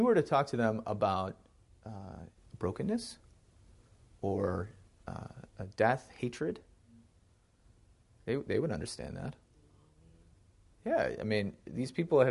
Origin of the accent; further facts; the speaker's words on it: Wisconsin, United States; I grew up in Wisconsin